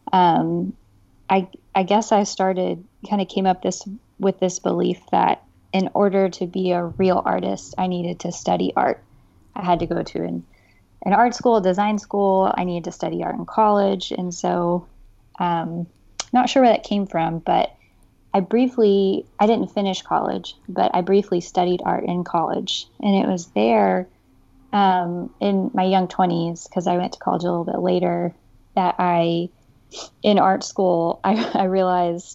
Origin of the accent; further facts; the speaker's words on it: Texas, United States; I'm originally from Texas, where I lived most of my life